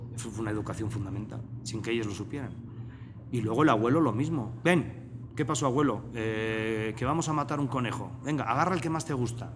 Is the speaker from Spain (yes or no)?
yes; Basque Country, Spain; moved away as an adult; also born or lived in Biarritz, France; now in Mexico; Y el País Vasco fue parte fundamental de mi crecimiento, además un crecimiento fronterizo